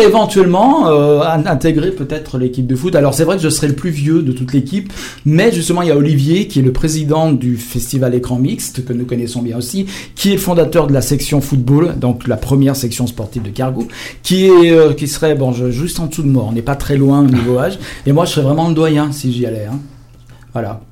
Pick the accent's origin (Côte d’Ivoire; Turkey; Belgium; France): France; Lyon, Auvergne-Rhône-Alpes; nous, on est lyonnais